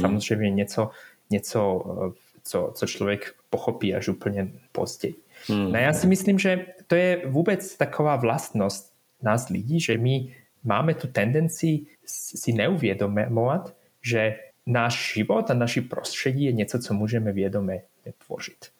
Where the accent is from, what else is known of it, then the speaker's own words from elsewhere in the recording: Bratislava, Bratislava Region, Slovakia; Czech is a second language; moved away as an adult; now in Switzerland; já pocházím ze Slovenska, já jsem vyrůstal v Bratislavě, takže v zásadě jsem Slovák